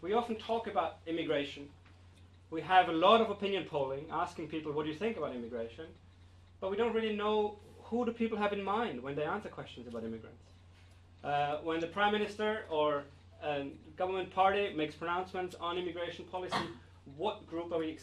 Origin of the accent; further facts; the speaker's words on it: Austria; now in United Kingdom; I'm from Austria